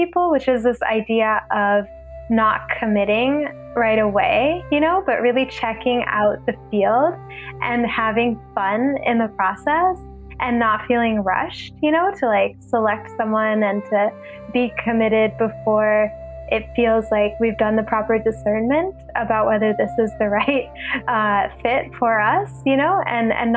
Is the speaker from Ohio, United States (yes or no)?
yes; Ohio, United States; moved away as an adult; also born or lived in New York; I had grown up going to India a lot while growing up in Ohio